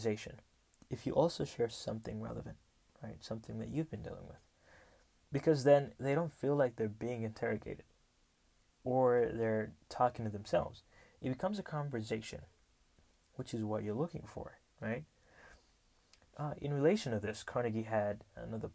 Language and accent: English; Rwanda; I come from Rwanda, the beautiful, beautiful country of 1,000 hills